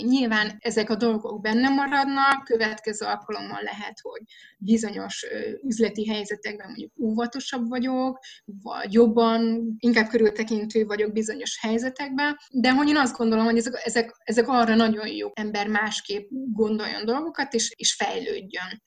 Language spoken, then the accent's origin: Hungarian; Budapest, Hungary; moved away as an adult; now in Nagymaros, Hungary; én Budapesten a belváró szívében nőttem föl, a parlamenttől egyébként pár soroknyira